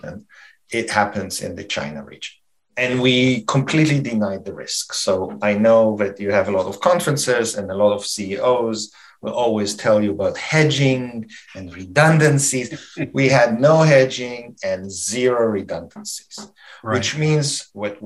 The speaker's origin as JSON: {"language": "English", "country": "Canada", "said": "we are Canadian"}